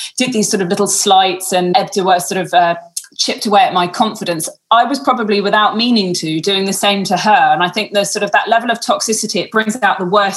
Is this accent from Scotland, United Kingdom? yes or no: no; London, United Kingdom; moved away as an adult; now in Western Australia, Australia; I'm from London and all of my friends and family were still in lockdown in London